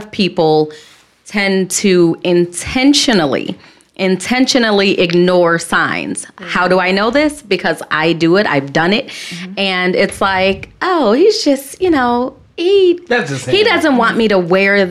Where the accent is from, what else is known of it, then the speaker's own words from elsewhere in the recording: Chicago, Illinois, United States; I'm from Southside Chicago